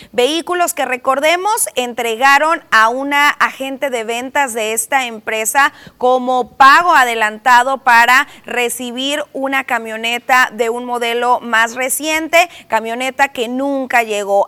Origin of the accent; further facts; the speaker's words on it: Mexico; como buenos mexicanos